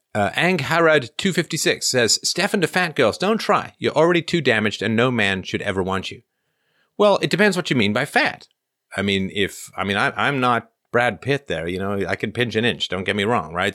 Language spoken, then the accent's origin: English; England, United Kingdom; I grew up in England